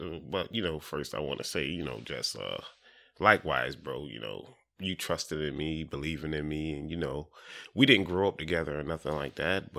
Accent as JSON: {"language": "English", "town": "Dover", "region": "Delaware", "country": "United States", "also_born_or_lived": "Florida", "said": "I was born in Florida. My mom and my pop, they were migrant workers. So, you know, we traveled the East Coast doing potatoes, tomatoes, or whatever. I'm from Dover."}